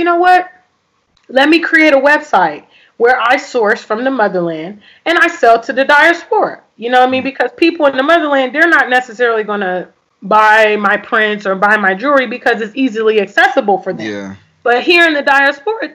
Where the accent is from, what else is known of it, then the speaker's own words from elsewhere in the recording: United States; moved away as an adult; I grew up in America for decades.